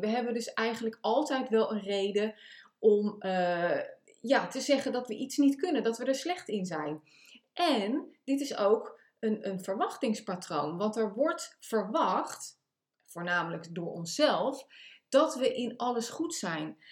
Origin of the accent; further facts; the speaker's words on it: The Hague, South Holland, Netherlands; Ik kom uit Den Haag, dat kan je ook aan mijn, eh, eh, mijn accent horen of mijn taalgebruik.